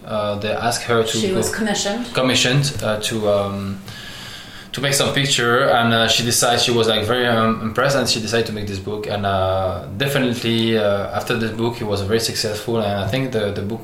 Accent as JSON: {"language": "English", "country": "France", "tie": "born or raised there", "also_born_or_lived": "Algeria", "second_language": "English", "said": "I'm born in Algeria and I grew up in France."}